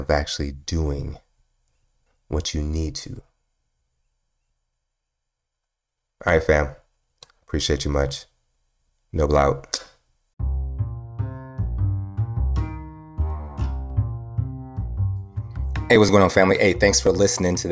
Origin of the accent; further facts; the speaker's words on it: Milwaukee, Wisconsin, United States; moved away; I grew up in Milwaukee, Wisconsin, right? Milwaukee, Wisconsin, a long time ago. I grew up there.